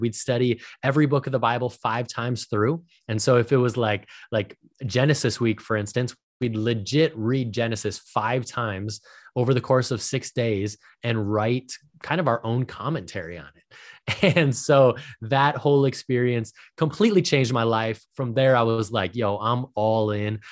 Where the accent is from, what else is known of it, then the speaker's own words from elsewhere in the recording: Minnesota, United States; I was born and raised in Minnesota.